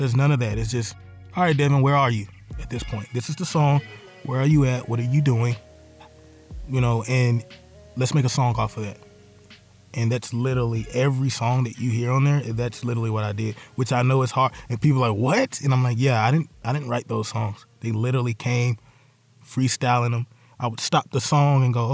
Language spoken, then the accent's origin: English; Charlotte, North Carolina, United States; I'm from Bates Ford, and we grew up on that street. That street is called St. Luke